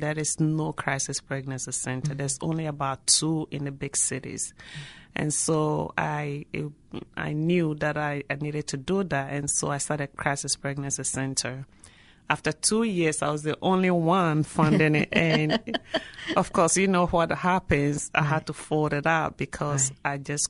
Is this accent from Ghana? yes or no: yes; Ghana; moved away as an adult; now in Reynoldsburg, United States; I came from Ghana in 1996.